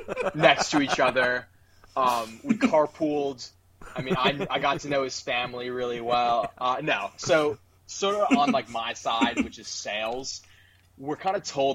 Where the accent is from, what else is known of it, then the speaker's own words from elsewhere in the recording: Orlando, Florida, United States; moved away; I'm originally from Orlando, and so the Magic will always have a special place in my heart, no matter how terrible they are each year.